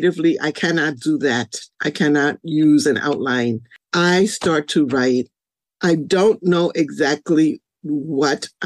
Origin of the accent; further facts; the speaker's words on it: New York City, New York, United States; also born or lived in Carolina, Puerto Rico / Spanish Harlem / Buffalo; the Bronx, because of course I grew up here.